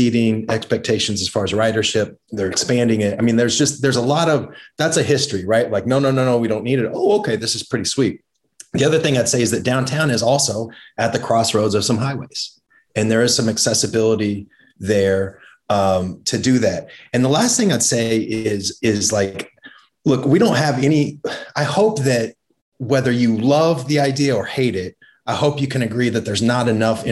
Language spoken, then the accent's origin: English; Emporia, Kansas, United States; now in Kansas City, United States; I grew up in Emporia